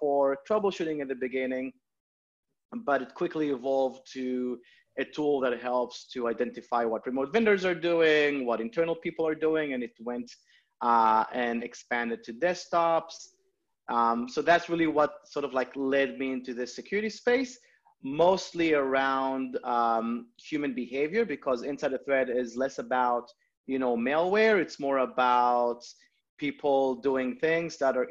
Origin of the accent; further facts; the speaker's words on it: Israel; moved away as an adult; now in United States; I'm originally from Israel. I moved to the US about 6-7 years ago